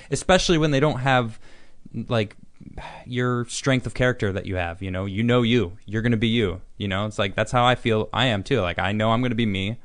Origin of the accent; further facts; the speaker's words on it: Chicago, Illinois, United States; I'm from Chicago, too